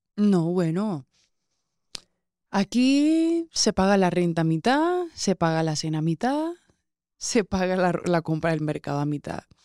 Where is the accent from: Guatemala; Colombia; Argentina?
Colombia; Colombian Caribbean coast; Yo soy muy colombiana, soy costeña